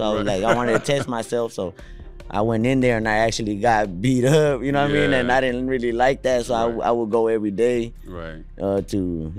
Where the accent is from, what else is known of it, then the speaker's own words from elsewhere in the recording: McAllen, Texas, United States; also born or lived in Edinburg, Texas / Pharr, Texas / San Juan, Texas / Alamo, Texas; I'm from, well, the whole valley. I've been moving around since I was a kid. I was born in McAllen, Texas.